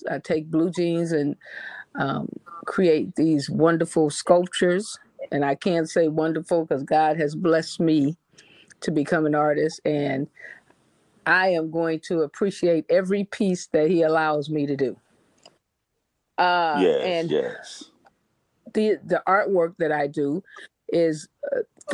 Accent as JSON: {"language": "English", "town": "Detroit", "region": "Michigan", "country": "United States", "said": "I'm from Detroit, Michigan, and that's how we greet each other."}